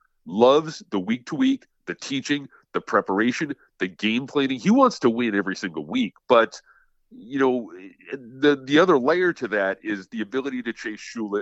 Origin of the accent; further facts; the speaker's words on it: Connecticut, United States; As a kid growing up in Connecticut